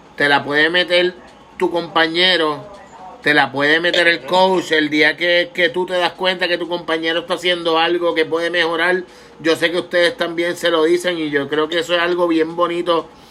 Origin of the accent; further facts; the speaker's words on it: Puerto Rico; como puertorriqueños